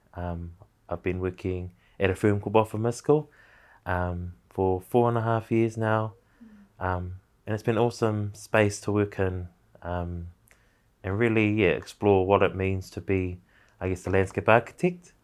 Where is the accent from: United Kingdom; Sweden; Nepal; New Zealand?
New Zealand; Napier, Hawke's Bay; moved away as an adult; also born or lived in Wellington, New Zealand; now in Auckland, New Zealand; I was born in, born and raised in Ahuriri, um, Hirataunga